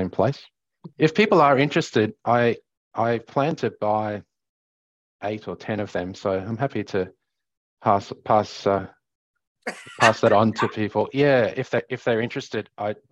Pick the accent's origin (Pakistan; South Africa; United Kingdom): South Africa; now in Australia; growing up in South Africa